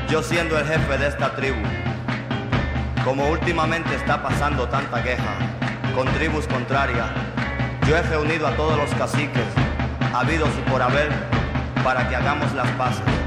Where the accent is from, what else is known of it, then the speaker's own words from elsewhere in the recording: Mexico; como mexicanos